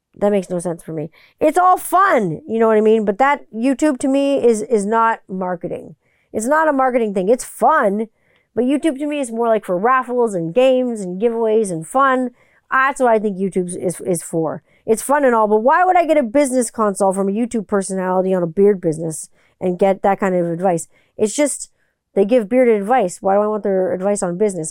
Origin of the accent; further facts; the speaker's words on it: Canada; Growing up in Canada